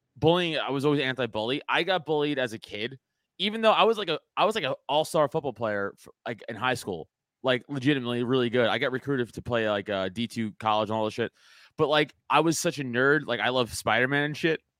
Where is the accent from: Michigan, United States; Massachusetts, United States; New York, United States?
New York, United States; New York City; I growing up in Staten Island, it's, it's a conservative borough